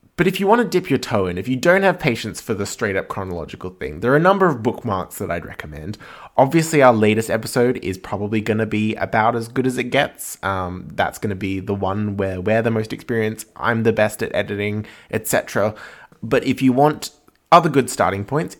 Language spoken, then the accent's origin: English; Australia; also born or lived in Edinburgh; we're both Australian